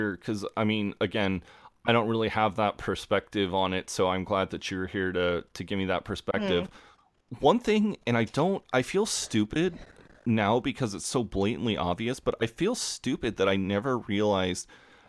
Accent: United States; As an American

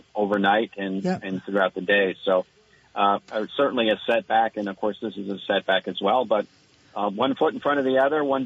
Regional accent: Cabot, Vermont, United States; my hometown of Cabot

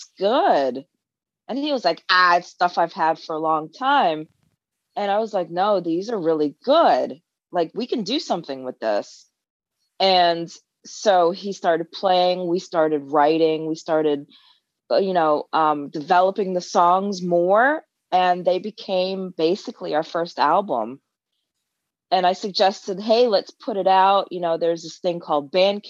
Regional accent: East Coast, United States; moved away as an adult; also born or lived in London, United Kingdom; now in Austin, United States; since I was about 10 or 11 years old, my parents moved to America from the UK in the early 90s.

